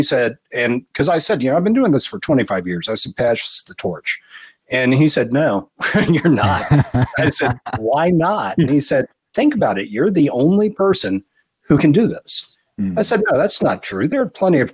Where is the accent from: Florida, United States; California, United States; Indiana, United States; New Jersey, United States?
Florida, United States; moved away as an adult; also born or lived in Georgia; I grew up in Florida. I was born in Georgia, but, you know, family landed in Florida in the same county that Kennedy Space Center is in when I think I was six, and did not move away from there until I was 30